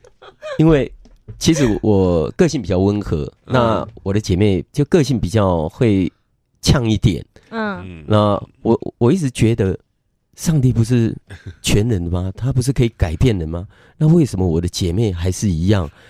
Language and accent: Chinese; northern Taiwan, Taiwan; 我是北部人